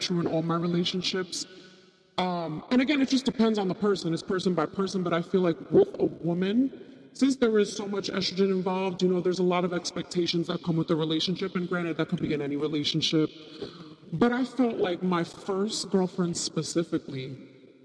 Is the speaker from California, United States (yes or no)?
no; New York, United States; I'm a New Yorker